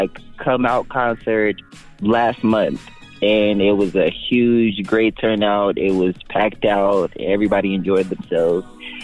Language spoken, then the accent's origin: English; Las Vegas, Nevada, United States; All of us are born and raised in Las Vegas, Nevada.